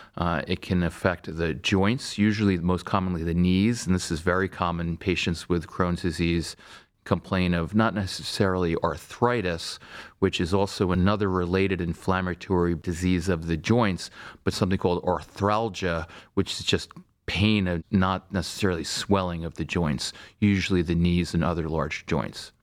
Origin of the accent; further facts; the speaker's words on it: Stony Brook, New York, United States; moved away as an adult; also born or lived in Vermont; now in Cleveland, United States; I grew up in Stony Brook, Long Island